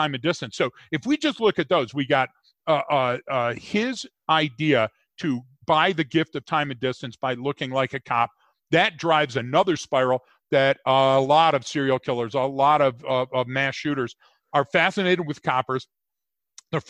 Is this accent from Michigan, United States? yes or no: yes; Detroit, Michigan, United States; growing up in Detroit